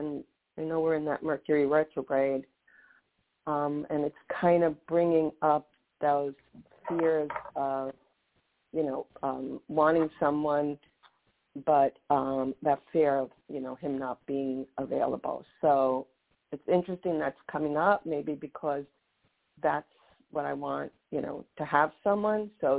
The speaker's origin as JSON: {"language": "English", "region": "Florida", "country": "United States", "also_born_or_lived": "Santa Monica, California", "said": "from Florida."}